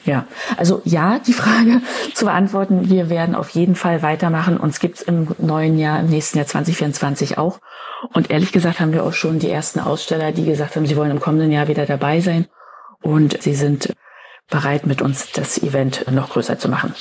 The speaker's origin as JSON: {"language": "German", "region": "Berlin", "country": "Germany", "said": "Ich bin Berlinerin"}